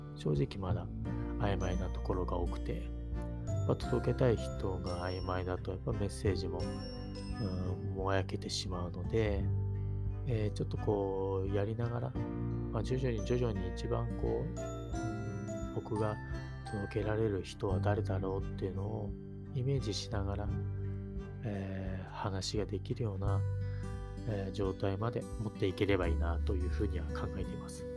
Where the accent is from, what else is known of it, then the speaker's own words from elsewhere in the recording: Gotemba, Shizuoka, Japan; 地元が静岡県の御殿場市、で、今もそこに住んでるんですけど